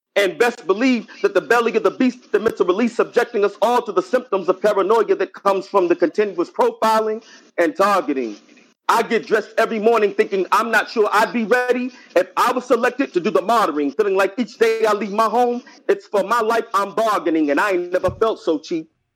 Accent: Lexington, Kentucky, United States; now in North Carolina, United States; I'm from Kentucky, Lexington, Kentucky, 859

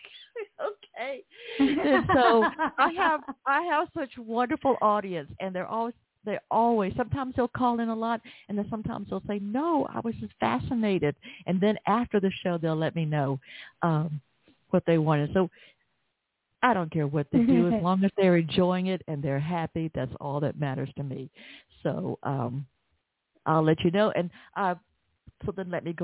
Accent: Atlanta, Georgia, United States; accent: Southern; Atlanta, Georgia, my hometown

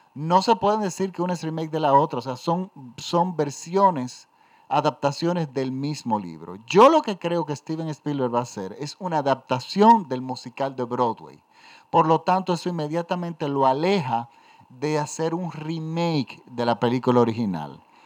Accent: Dominican Republic; en mi país, en República Dominicana.

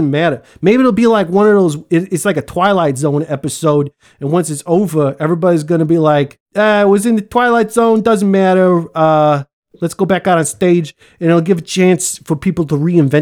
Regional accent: United States; Since I'm from America

